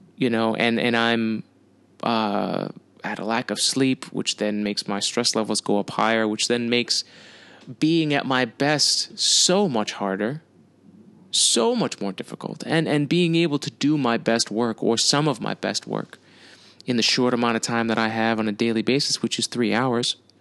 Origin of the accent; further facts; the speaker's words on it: United States; I'm an American.